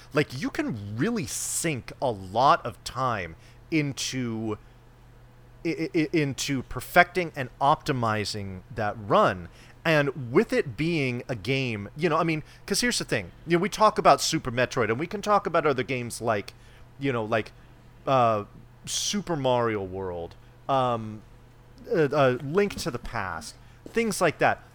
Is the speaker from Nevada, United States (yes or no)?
no; California, United States; I have never lived outside of the state of California